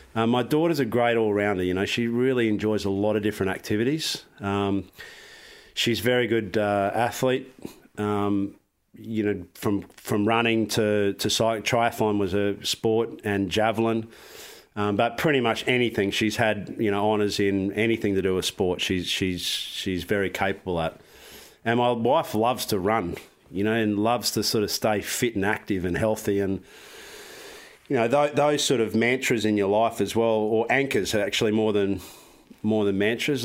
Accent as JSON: {"language": "English", "country": "Australia", "said": "I'm from Australia."}